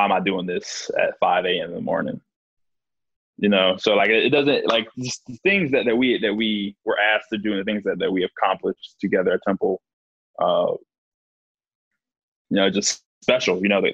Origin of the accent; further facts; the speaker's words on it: Houston, Texas, United States; I'm from Houston originally, so it's been awesome to be back home